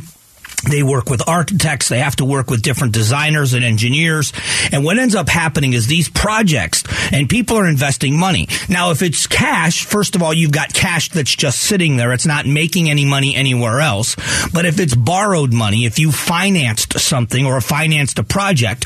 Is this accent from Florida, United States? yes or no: yes; Fort Myers, Florida, United States; also born or lived in Ohio; now in Phoenix, United States; Fort Myers is where I grew up. I was born in Ohio, but I grew up in Florida